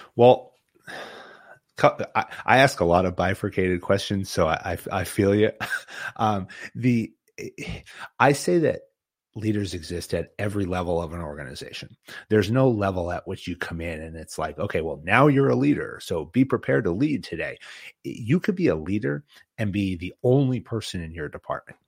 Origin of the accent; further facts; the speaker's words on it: Boston, Massachusetts, United States; I'm from, I'm from Boston and New England